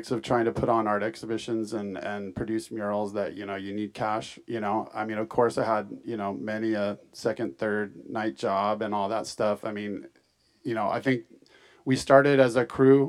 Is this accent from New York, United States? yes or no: no; San Francisco, California, United States; also born or lived in Oakland / Los Angeles; I grew up in San Francisco